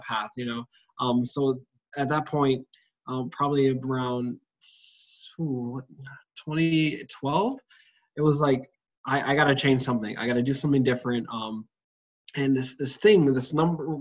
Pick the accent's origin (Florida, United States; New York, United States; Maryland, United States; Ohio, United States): Maryland, United States; also born or lived in Washington, D.C.; I was born in Washington, D.C., raised in Maryland area